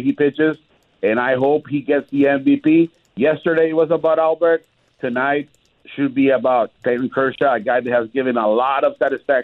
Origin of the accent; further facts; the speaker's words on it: Tijuana, Baja California, Mexico; moved away; I grew up in Tijuana